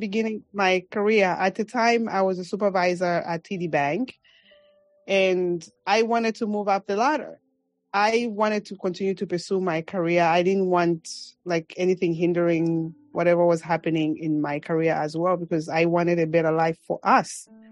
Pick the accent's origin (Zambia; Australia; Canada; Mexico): Zambia; Mongu, Western Province; accent: African; moved away as an adult; now in New York City, United States; Zambia, which is my home country